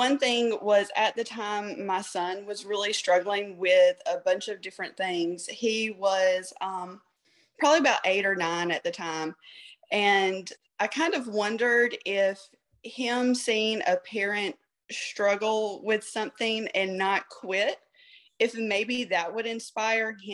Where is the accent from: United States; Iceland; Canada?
United States; Georgia; I grew up in a super small town, and obviously I'm from Georgia